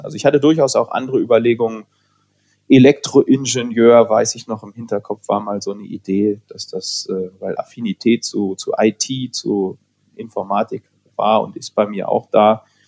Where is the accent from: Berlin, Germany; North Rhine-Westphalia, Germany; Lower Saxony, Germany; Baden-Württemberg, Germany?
Lower Saxony, Germany; Hanover; Ich bin in Hannover zur Schule gegangen